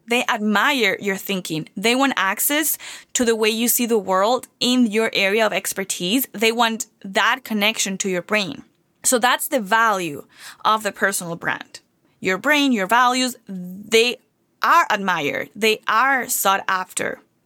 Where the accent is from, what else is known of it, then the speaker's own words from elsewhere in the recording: Venezuela; moved away as an adult; now in United States; I came from Venezuela, I didn't come from, not even a school here